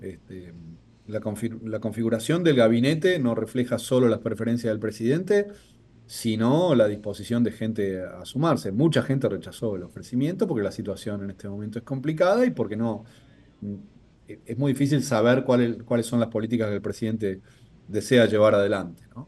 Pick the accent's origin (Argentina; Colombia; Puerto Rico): Argentina